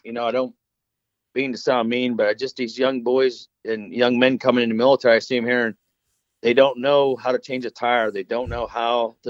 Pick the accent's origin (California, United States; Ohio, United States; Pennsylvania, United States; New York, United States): Pennsylvania, United States; now in North Carolina, United States; I'm originally from Pennsylvania.